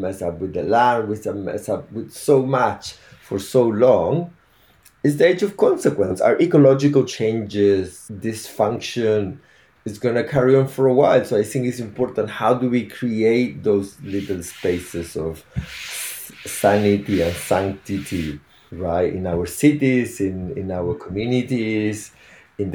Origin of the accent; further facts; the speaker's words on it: Chile; now in Devon, United Kingdom; I'm originally from Chile.